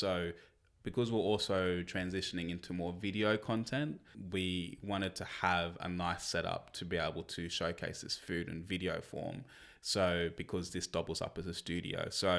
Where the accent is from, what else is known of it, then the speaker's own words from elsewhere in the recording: Canberra, Australian Capital Territory, Australia; now in Launceston, Australia; Even though originally we came from Canberra, which was triple or quadruple the size of Launceston